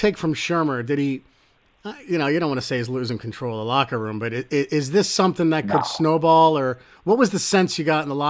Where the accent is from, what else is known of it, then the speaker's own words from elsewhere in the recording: Trenton, New Jersey, United States; growing up in Trenton, New Jersey